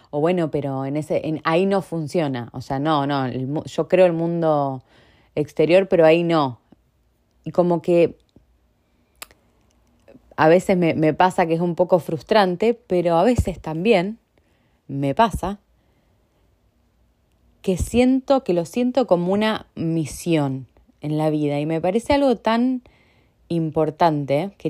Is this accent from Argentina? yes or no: yes; Argentina; moved away; El otro día yo soy de Argentina y eh, tengo amigos, aunque hace mucho que vivo en otros lugares y que no vivo en Argentina, tengo amigos muy cercanos